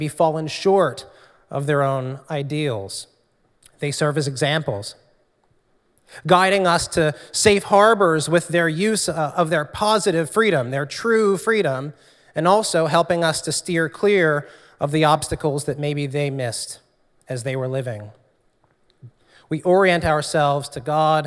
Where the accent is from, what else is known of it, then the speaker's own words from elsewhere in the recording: New Jersey, United States; also born or lived in Trenton, New Jersey; I grew up in South Jersey